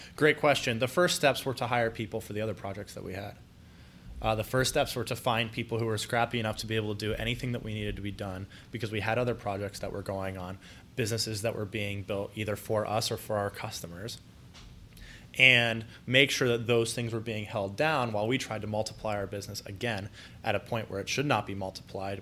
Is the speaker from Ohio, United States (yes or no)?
yes; Columbus, Ohio, United States; also born or lived in Mansfield; born and raised in Columbus